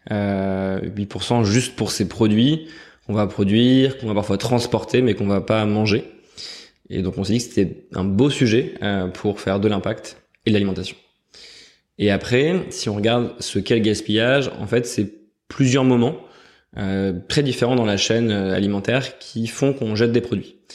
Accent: Nouvelle-Aquitaine, France; born there; je suis né en Creuse. J'ai beaucoup déménagé, donc j'ai pas mal découvert la France avant de faire mes études à Douai puis à Paris.

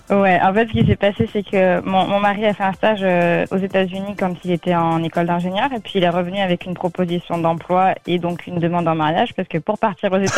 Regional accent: Le Mans, Pays de la Loire, France; Oui, moi je suis originaire du Mans, donc euh, une petite ville de la Sarthe

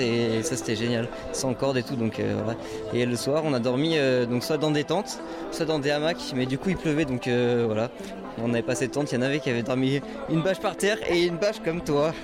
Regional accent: Bordeaux, Nouvelle-Aquitaine, France; je viens pas du tout d'ici. Hein. je suis sur agent du coup là aujourd'hui et je viens de Bordeaux

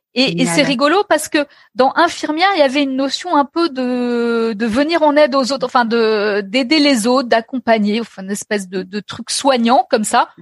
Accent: Paris, Île-de-France, France; j'ai, grandi à Paris. Donc, tu vois, je suis une, Parisienne pure souche

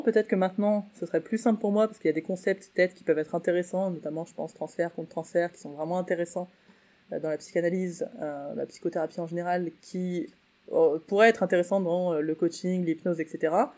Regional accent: Saint-Étienne, Auvergne-Rhône-Alpes, France; j'étais de Saint-Etienne

